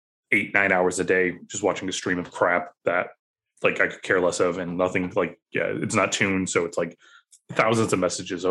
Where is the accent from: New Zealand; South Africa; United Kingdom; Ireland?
Ireland; I'm Irish, so I'm very stubborn.